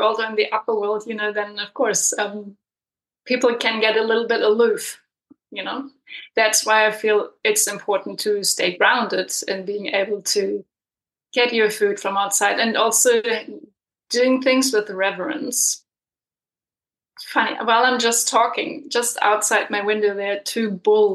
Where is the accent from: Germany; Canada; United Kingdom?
Germany; moved away as an adult; also born or lived in Berlin / Peru; now in New Zealand; I'm coming from Germany, so I wasn't really brought up with a framework for ancestral reverence